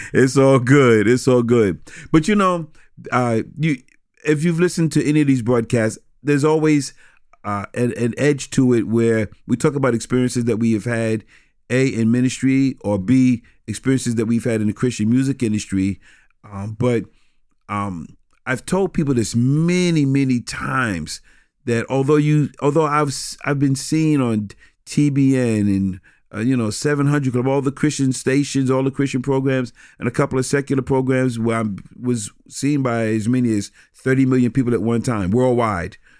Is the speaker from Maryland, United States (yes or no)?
no; New York City, New York, United States; growing up in New York City